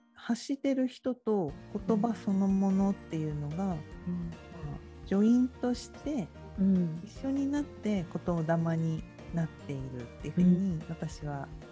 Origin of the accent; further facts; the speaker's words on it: Tokyo, Japan; 私もなんか江戸っ子だから汚い言葉とか 言っちゃうんですけど